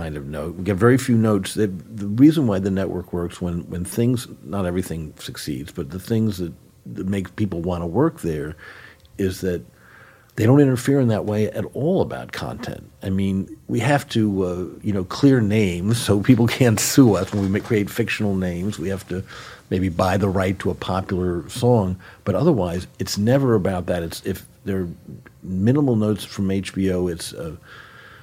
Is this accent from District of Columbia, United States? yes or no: yes; Washington, District of Columbia, United States; I grew up in Washington.